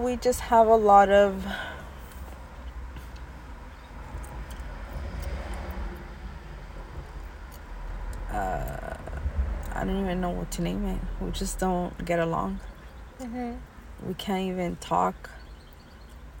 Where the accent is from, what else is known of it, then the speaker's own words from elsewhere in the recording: California, United States; I was born in California, U.S. of A.